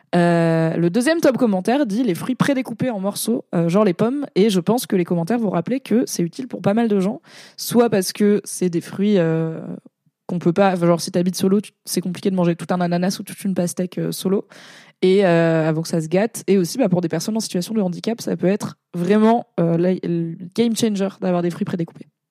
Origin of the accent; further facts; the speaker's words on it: Valence, Auvergne-Rhône-Alpes, France; moved away; il y a une grosse communauté arménienne à Valence, euh, là où j'ai grandi